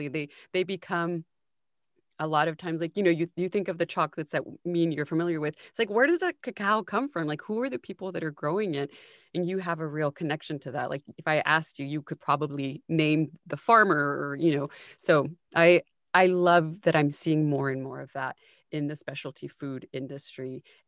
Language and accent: English; United States; we grew up in the States